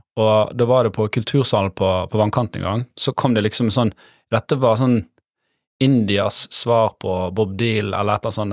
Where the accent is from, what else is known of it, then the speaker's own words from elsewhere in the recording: Bergen, Vestland, Norway; jeg er fra Bergen vest